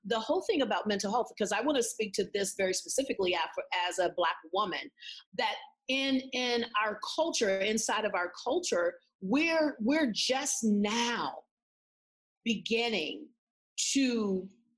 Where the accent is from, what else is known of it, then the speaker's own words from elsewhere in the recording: San Antonio, Texas, United States; now in Tulsa, United States; I didn't grow up in Tulsa. I grew up in San Antonio, Texas. I was a part of a military family